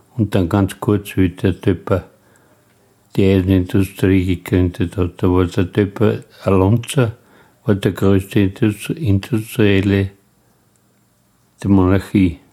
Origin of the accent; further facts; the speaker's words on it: Lunz am See, Lower Austria, Austria; ich bin ja gebürtiger Lunzer